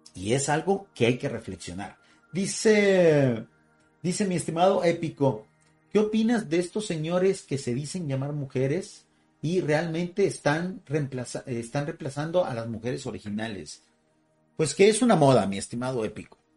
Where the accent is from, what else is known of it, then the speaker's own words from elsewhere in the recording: Mexico; así le decimos acá en México, todavía España, hay muchos sectores de mexicanos que estamos orgullosos de nuestra herencia española.